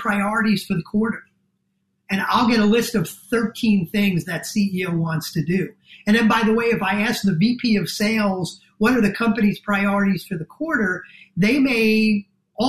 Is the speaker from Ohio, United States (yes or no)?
no; New Jersey, United States; accent: New Jersey; my New Jersey accent